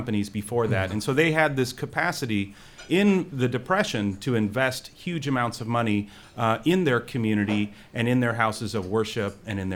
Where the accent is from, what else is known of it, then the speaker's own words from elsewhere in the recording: Indiana, United States; I grew up in Indiana